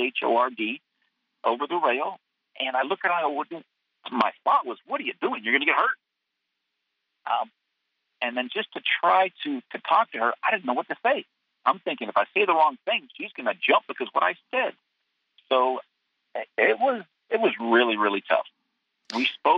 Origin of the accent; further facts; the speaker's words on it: Marin County, California, United States; growing up in Marin County